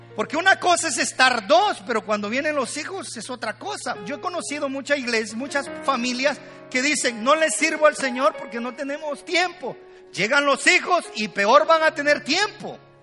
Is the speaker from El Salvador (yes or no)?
yes; El Salvador; yo soy salvadoreño, cuando le digo vos, ella me dice tú